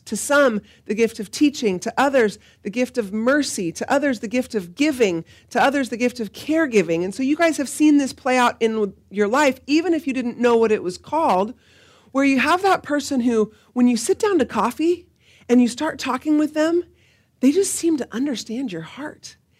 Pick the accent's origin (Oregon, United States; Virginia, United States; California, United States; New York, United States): Oregon, United States; Salem; I grew up in the Nazarene Church, um, up the street on Market Street, and moved here to Salem Alliance when I was a sophomore